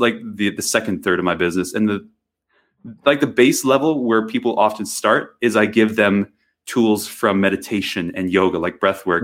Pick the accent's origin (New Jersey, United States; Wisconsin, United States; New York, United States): Wisconsin, United States; moved away; I grew up in Wisconsin, of all places, and it was very rural